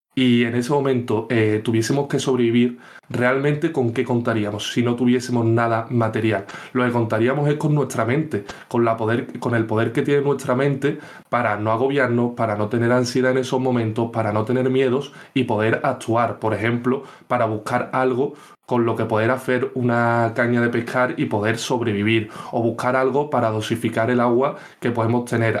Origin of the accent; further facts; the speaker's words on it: Seville, Andalusia, Spain; soy de Sevilla